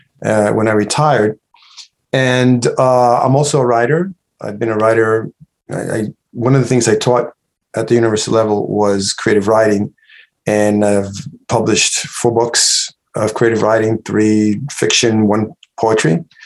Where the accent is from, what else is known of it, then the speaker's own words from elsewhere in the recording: New York City, New York, United States; also born or lived in Cayey, Puerto Rico; now in Upstate New York, United States; I came to the U.S., you know, when I was 6 years old. My mother took me here. I grew up in the South Bronx during the 60s and 70s. All my formal education was in the United States.